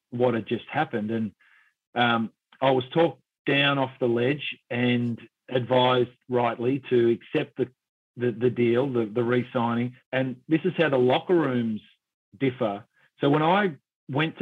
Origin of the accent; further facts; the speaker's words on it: Geelong, Victoria, Australia; moved away as an adult; also born or lived in United States; I grew up in Geelong